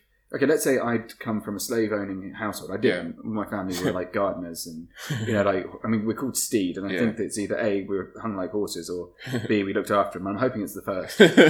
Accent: England, United Kingdom; Because it's going to be like being English in that environment.

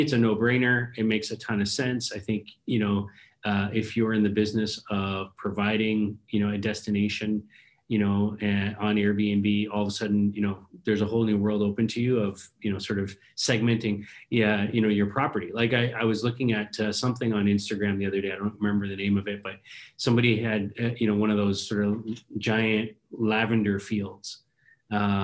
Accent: Canada; as a Canadian that's been, you know, locked down

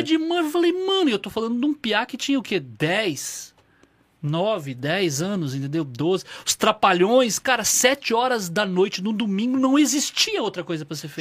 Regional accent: northern Paraná, Brazil; eu sou do norte do Paraná

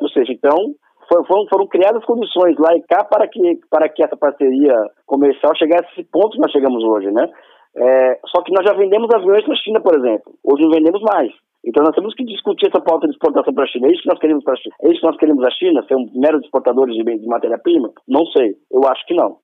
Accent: Brazil; sou brasileiro antes de mais nada

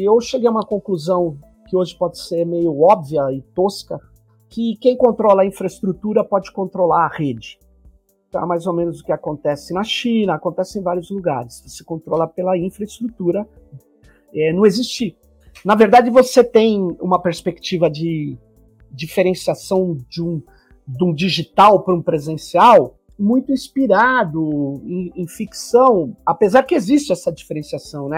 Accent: São Paulo, Brazil; Sou de São Paulo

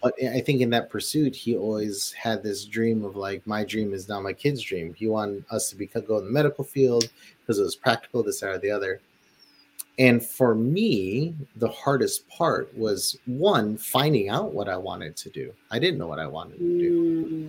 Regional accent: Philippines; moved away; living in the Philippines and growing up in the Philippines too

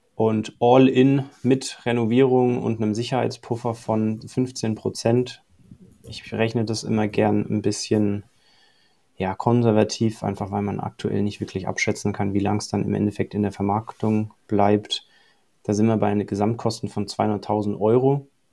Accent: Allgäu, Bavaria, Germany; moved away as an adult; also born or lived in Dubai / Mallorca / Australia; Ich bin geboren im Allgäu, aufgewachsen hier, bin dann eine Zeit im Ausland gewesen

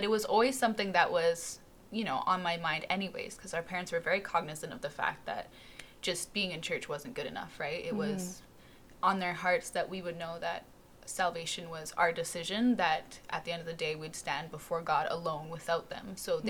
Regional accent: Vologda, Vologda Oblast, Russia; born there; I was born in Russia, so Vologda, Russia, a little north of Moscow, yeah.

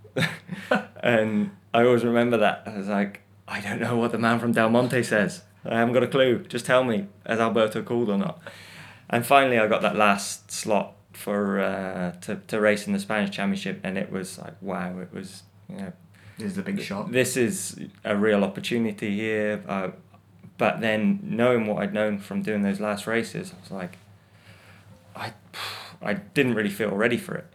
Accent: United Kingdom; as a British person

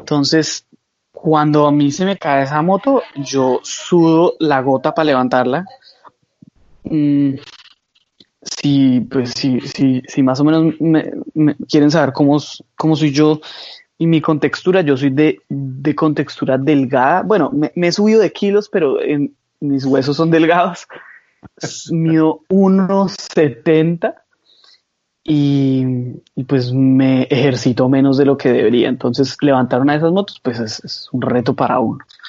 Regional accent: Colombia; moved away; yo soy un joven colombiano que ha sido muy soñador

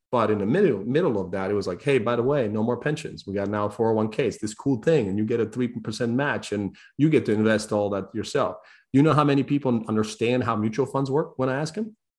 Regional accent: Croatia; now in United States; I'm broke kid from Croatia

